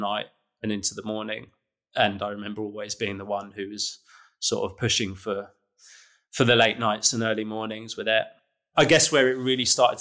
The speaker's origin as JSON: {"language": "English", "region": "London", "country": "United Kingdom", "tie": "born or raised there", "said": "I'm born and bred in London. You know, I've grown up in London, lived here all my life"}